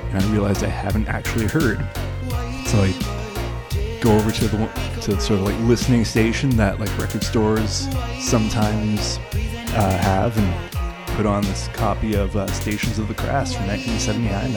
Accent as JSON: {"language": "English", "country": "Canada", "said": "I'm from Canada"}